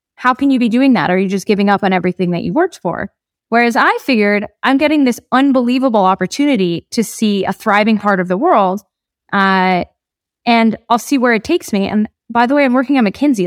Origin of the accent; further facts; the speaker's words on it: New Jersey, United States; moved away as an adult; now in Colombia; I grew up in New Jersey